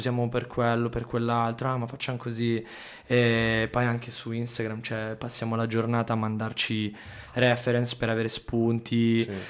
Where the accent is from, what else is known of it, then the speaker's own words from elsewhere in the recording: Saronno, Lombardy, Italy; also born or lived in Sardinia / Sicily; noi comunque veniamo da Saronno